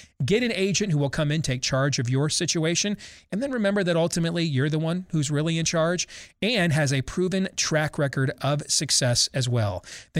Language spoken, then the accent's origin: English; Virginia, United States; those K-12 and in colleges across my home state of Virginia